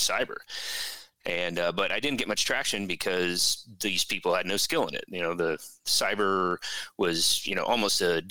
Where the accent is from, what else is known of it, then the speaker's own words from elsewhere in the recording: Missouri, United States; I grew up in Missouri